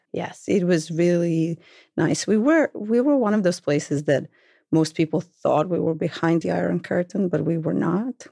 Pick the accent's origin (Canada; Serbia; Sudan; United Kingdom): Serbia; Belgrade; moved away as an adult; now in Brooklyn, United States; I am from Belgrade, the capital of Serbia, then Yugoslavia